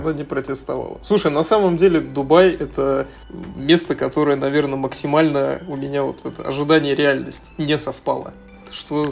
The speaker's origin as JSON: {"language": "Russian", "country": "Russia", "also_born_or_lived": "Vienna, Austria", "moved": "as an adult", "lives_now": "Dubai, United Arab Emirates", "said": "в нашей стране"}